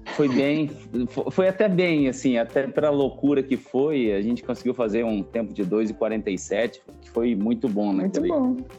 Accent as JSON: {"language": "Portuguese", "town": "Mineiros", "region": "Goiás", "country": "Brazil", "also_born_or_lived": "Goiânia", "moved": "yes", "lives_now": "São Paulo, Brazil", "said": "eu sou do interior de Goiás, sou de uma cidade chamada Mineiros e vivo em São Paulo tem cinco anos já"}